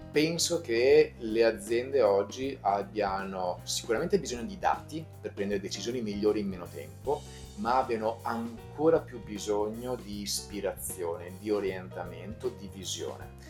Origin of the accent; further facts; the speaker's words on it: Veneto, Italy; sono veneto